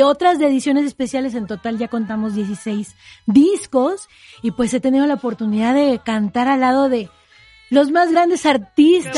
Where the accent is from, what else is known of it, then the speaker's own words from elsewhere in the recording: Oaxaca, Mexico; Yo empecé desde muy pequeña, a los siete años de edad en mi tierra natal, Oaxaca